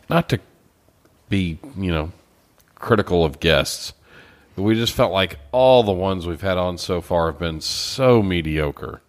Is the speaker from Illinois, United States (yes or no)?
no; Beaumont, Texas, United States; I grew up in Beaumont, Texas